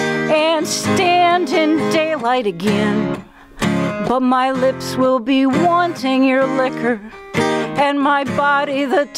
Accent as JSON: {"language": "English", "region": "Montana", "country": "United States", "tie": "born there", "said": "And I was born in Montana."}